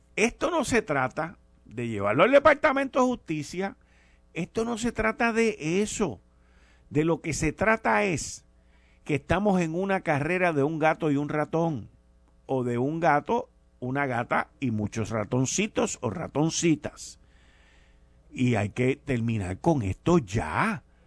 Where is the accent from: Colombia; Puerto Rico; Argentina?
Puerto Rico; como puertorriqueño